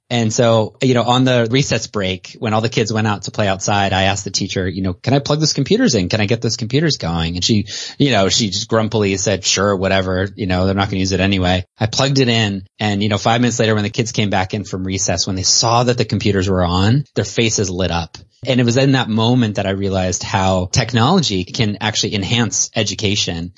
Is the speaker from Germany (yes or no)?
no; Canada; also born or lived in South Carolina; now in United States; I was raised in Canada and then I came to the States